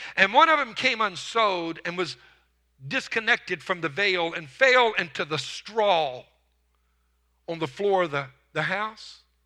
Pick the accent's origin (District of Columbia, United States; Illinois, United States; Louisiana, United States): Louisiana, United States; now in Texas, United States; I was raised in Louisiana